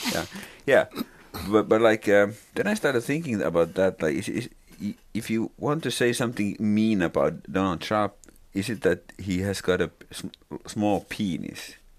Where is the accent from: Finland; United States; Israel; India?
Finland; English is a second language; also born or lived in Lapland (family); I'm a Finn